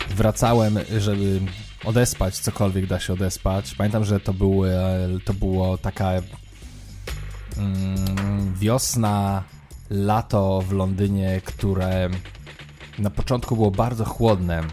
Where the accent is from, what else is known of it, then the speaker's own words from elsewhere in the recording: Poland; moved away as an adult; also born or lived in London; Ja tam przyjechałem taki obdartuch, kurczę, z Polski